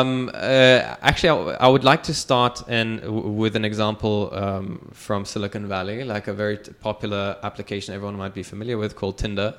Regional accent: Dubai, United Arab Emirates; I was born and raised in Dubai

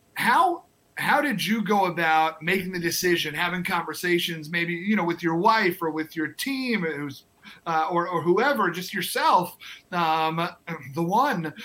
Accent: New York, United States; moved away as an adult; also born or lived in North Carolina / South Carolina; now in Twin Cities, United States; I'm born and raised in New York

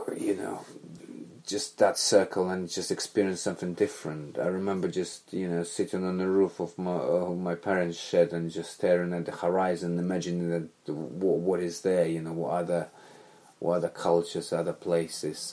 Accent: Belarus; moved away as an adult; now in London, United Kingdom; growing up in Belarus, back then USSR

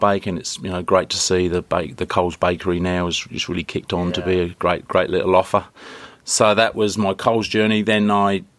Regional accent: south coast of England, United Kingdom; moved away as an adult; also born or lived in London; now in Australia; I was born in on the south coast of England, beautiful little seaside town. It was a population of 70,000. And enjoyed a great upbringing.

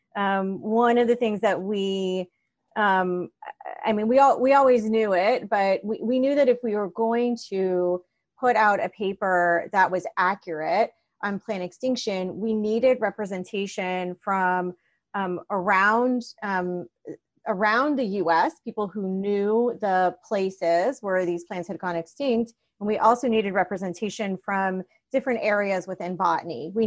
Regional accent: Miami, Florida, United States; I grew up in Miami

